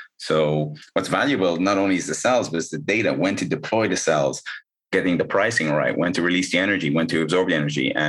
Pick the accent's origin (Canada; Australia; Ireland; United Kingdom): Ireland; moved away; I'm originally from Ireland